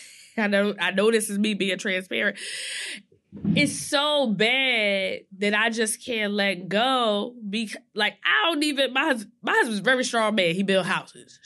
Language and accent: English; New Jersey, United States; I'm from Nor-, New Jersey all day